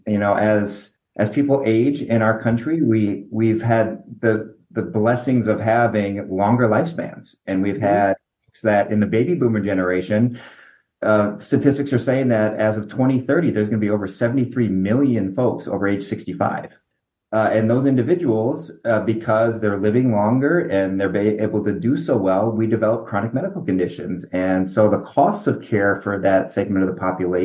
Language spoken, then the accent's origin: English; Minneapolis, Minnesota, United States; moved away as an adult; also born or lived in Detroit, Michigan; now in Nebraska, United States; I was born in Minneapolis